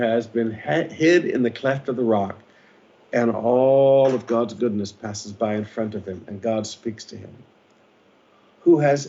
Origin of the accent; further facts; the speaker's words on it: Philippines; I've been your pastor for 40 years. I've lived as a Filipino pastor.